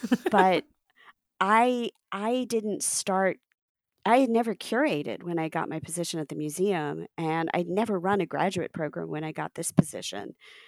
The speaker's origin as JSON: {"language": "English", "town": "Cincinnati", "region": "Ohio", "country": "United States", "tie": "born or raised there", "also_born_or_lived": "New Jersey / Texas / Chicago / Portland", "said": "I'm American born. I was born in Cincinnati, Ohio. And I'm the daughter of immigrants from India. I grew up in Ohio, in Jersey, in Texas, and I've also lived in Chicago and Portland."}